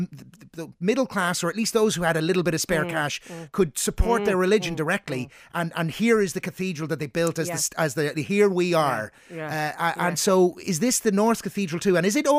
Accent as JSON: {"language": "English", "town": "Dundalk", "region": "Leinster", "country": "Ireland", "moved": "yes", "said": "I'm originally from Dundalk"}